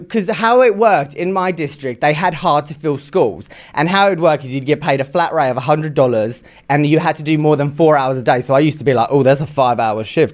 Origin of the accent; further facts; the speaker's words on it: England, United Kingdom; I am from England